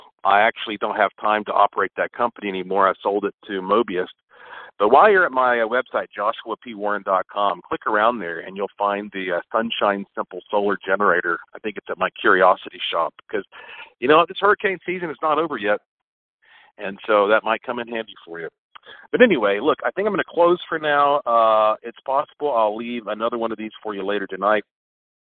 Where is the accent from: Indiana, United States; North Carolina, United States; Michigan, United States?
North Carolina, United States; Asheville; I was born right here in Asheville, North Carolina